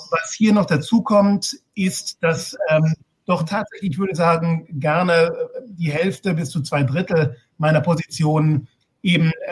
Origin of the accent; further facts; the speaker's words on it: Heidelberg, Baden-Württemberg, Germany; Ich bin in Heidelberg geboren und aufgewachsen und habe schon, naja, als 13-, 14-Jähriger ähm, sehr, sehr viel Klavier gespielt